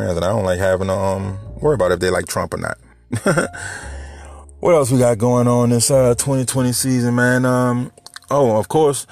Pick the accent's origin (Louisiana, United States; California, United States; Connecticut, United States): Louisiana, United States; New Orleans; moved away as an adult; now in Houma, United States; I live in Houma right now, but I'm from New Orleans